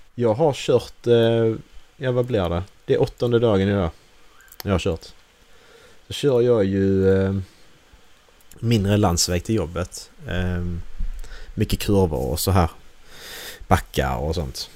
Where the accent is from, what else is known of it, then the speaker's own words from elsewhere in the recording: Sweden; Vi är svenskar här